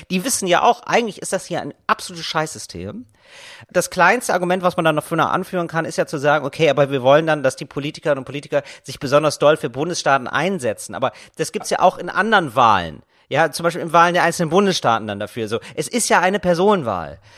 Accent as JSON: {"language": "German", "country": "Germany", "said": "wir alle Bayern sind und wir uns ja als Deutsche verstehen"}